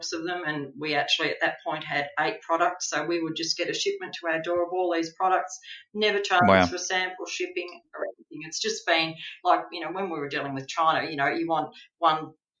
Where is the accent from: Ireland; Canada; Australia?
Australia; being Australian